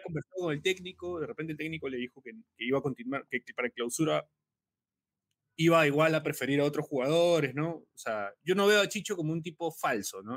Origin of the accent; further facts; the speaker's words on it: Peru; como, peruano